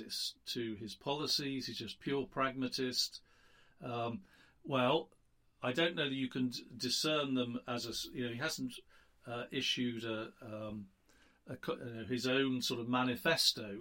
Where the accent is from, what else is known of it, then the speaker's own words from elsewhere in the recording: United Kingdom; now in United States; I'm a Brit